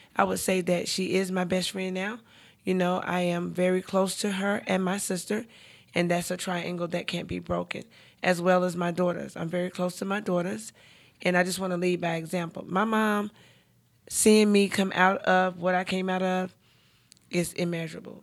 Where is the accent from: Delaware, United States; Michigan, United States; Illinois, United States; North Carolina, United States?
North Carolina, United States; Charlotte; I'm born and raised in Charlotte